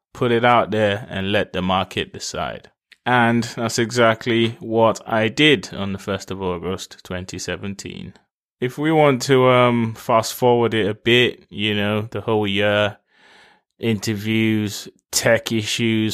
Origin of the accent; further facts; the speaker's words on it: Lagos, Nigeria; I was raised in Nigeria. In Lagos